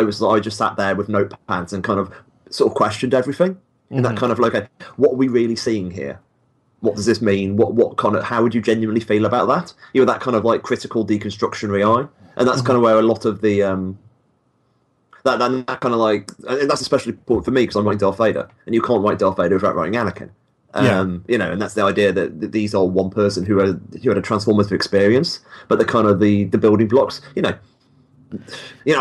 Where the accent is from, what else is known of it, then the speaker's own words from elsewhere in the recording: United Kingdom; I read comics as a kid, like most people in the at least in the UK